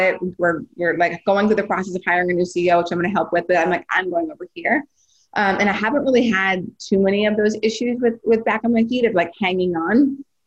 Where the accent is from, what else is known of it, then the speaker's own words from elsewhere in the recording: North Dakota, United States; now in Philadelphia, United States; growing up in North Dakota